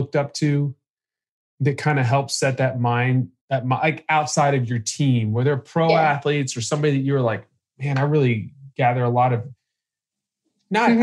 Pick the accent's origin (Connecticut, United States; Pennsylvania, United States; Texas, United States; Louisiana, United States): Texas, United States; Dallas; I'm from Dallas